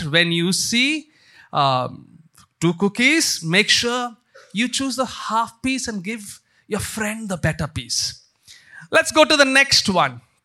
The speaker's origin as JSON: {"language": "English", "country": "India", "tie": "born or raised there", "said": "growing up in India"}